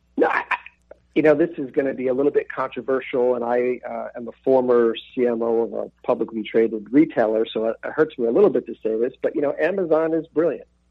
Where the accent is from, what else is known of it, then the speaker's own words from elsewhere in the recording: Buffalo, New York, United States; being an Irish kid from North Buffalo